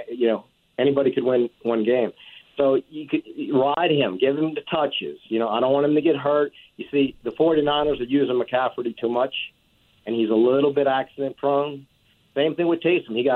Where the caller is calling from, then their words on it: Lakeview, Louisiana, United States; Yes. This is …. Yeah, I'm from Lakeview.